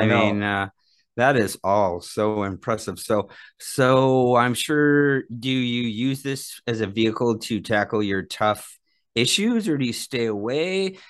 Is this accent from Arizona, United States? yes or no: yes; Phoenix, Arizona, United States; I'm from Phoenix